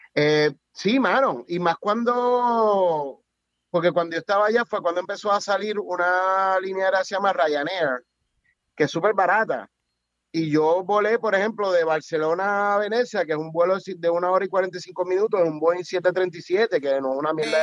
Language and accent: Spanish; Puerto Rico; also born or lived in Spain; yo nací en Puerto Rico